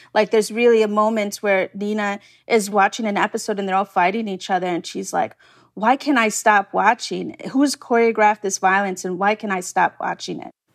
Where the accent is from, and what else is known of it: New York City, New York, United States